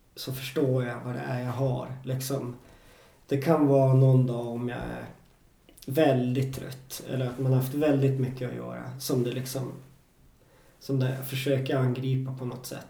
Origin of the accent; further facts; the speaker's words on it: Jokkmokk, Norrbotten County, Sweden; moved away; also born or lived in Stockholm; i Jokkmokk, där jag är uppvuxen